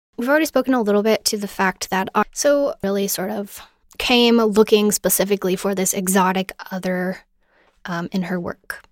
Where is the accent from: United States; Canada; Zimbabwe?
United States; American Southwest; I grew up in the American Southwest